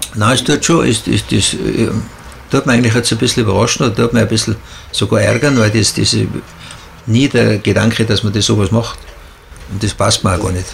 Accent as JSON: {"language": "German", "region": "Tyrol", "country": "Austria", "said": "wir Tiroler"}